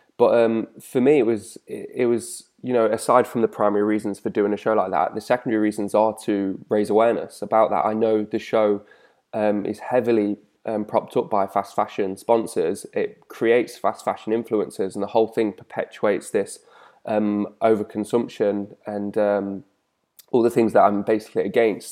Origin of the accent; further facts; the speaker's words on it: the Midlands, England, United Kingdom; growing up in the Midlands